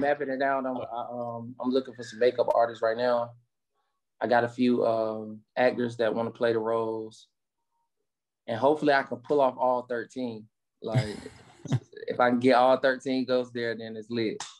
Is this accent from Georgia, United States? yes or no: no; Rocky Mount, North Carolina, United States; growing up in Rocky Mountain, man, you know, it's it's like growing up in, you know, any little, you know, urban area in America